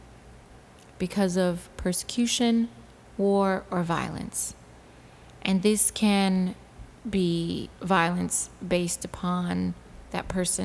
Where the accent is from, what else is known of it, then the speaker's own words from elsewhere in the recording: Detroit, Michigan, United States; moved away; I'm from Detroit